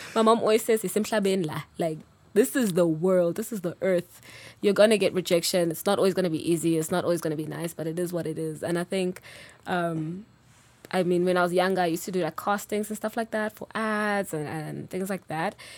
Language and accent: English; Durban, KwaZulu-Natal, South Africa; now in Johannesburg, South Africa; I'm originally from Durban, so very much a Zulu girl. Um, but live in Joburg now, I'm based here.